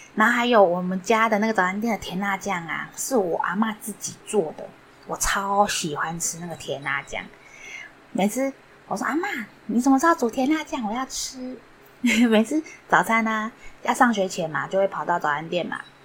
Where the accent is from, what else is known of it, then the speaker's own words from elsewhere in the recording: Yingge, New Taipei, Taiwan; 小时候是住在，不知道大家不知道有地方叫做英歌